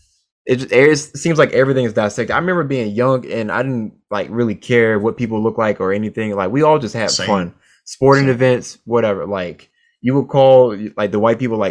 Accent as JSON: {"language": "English", "region": "Virginia", "country": "United States", "tie": "born or raised there", "also_born_or_lived": "Chester, Virginia / Chesapeake, Virginia", "moved": "yes", "lives_now": "Seattle, United States", "said": "I was born in Virginia, spent all of my childhood in Eastern Virginia, to be specific, Chester, Virginia. And then we moved to Chesapeake, Virginia"}